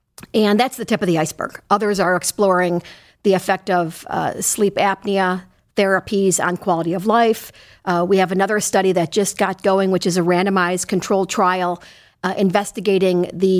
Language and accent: English; Chicago, Illinois, United States; Well, I'm originally from Chicago, and I did my medical school training and my neurology residency there.